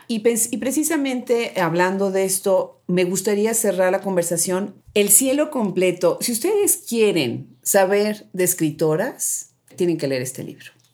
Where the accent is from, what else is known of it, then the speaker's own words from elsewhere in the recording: Mexico; nosotras como mexicanas